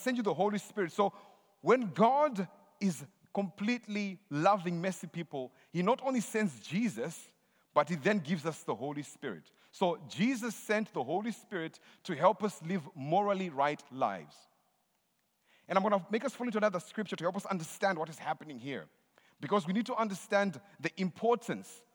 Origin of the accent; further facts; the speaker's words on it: Zimbabwe; I'm from Zimbabwe.